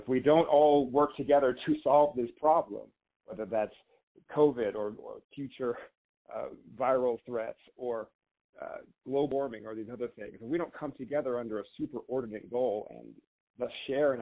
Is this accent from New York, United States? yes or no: no; Tulsa, Oklahoma, United States; now in Denver, United States; I'm originally from Tulsa, Oklahoma